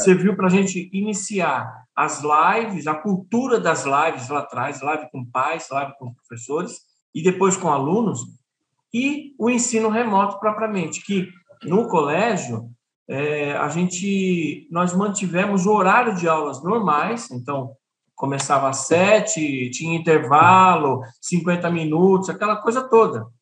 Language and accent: Portuguese; São Paulo, Brazil; moved away as an adult; now in Piauí, Brazil; Eu sou de São Paulo